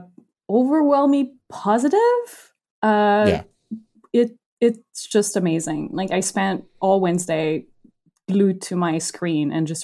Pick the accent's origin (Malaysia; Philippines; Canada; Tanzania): Canada; As a Canadian, I had no idea who that person is.